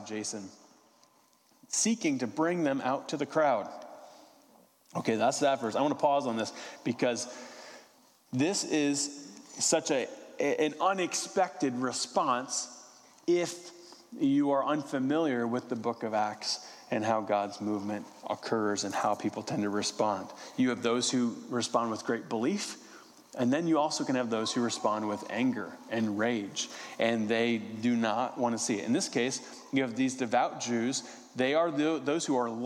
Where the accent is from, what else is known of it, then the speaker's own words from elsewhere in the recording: West Virginia, United States; I'm from West Virginia